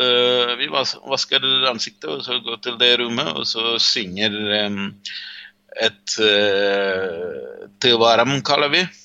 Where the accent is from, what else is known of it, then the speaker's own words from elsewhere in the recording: Jaffna Peninsula, Northern Province, Sri Lanka; Norwegian is a second language; now in Drammen, Norway; Jeg er en tamil fra Sri Lanka. Så, um, I Sri Lanka kommer jeg fra um, Jefma-halvøya. Jeg kommer egentlig fra en liten landsby i Jefma-halvøya.